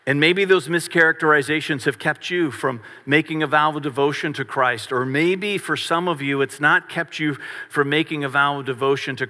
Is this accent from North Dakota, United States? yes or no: no; Varina, Virginia, United States; I grew up in Verina, which is in Henrico County, just outside of Richmond.